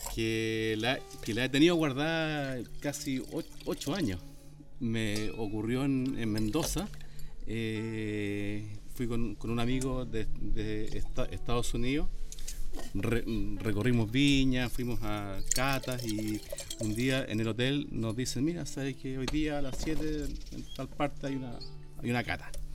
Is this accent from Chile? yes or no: yes; Chile; yo soy de Chile